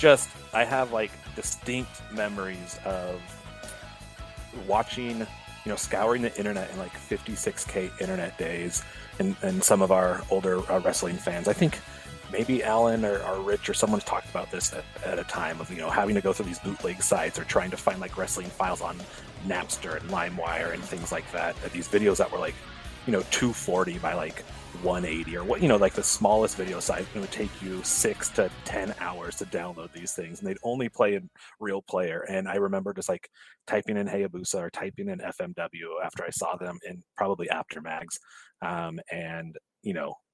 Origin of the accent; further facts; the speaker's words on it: Oregon, United States; growing up in Oregon, we didn't get ECW until it was on TNN.